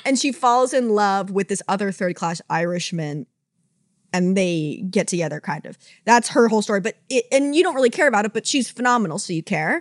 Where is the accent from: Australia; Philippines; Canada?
Canada; as a Canadian